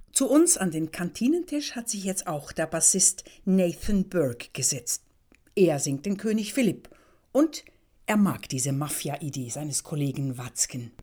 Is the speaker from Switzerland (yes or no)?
yes; Switzerland; Ich bin Schweizerin